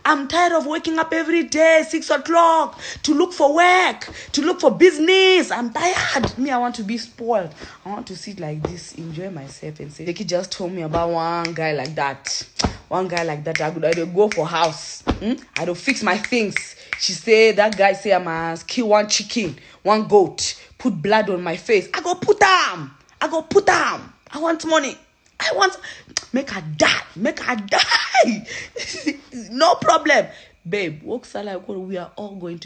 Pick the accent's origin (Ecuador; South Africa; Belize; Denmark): South Africa; Limpopo; I'm from Limpopo